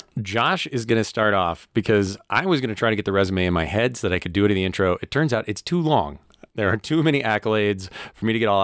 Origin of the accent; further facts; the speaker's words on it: Southern Illinois, United States; I'm actually from Southern Illinois.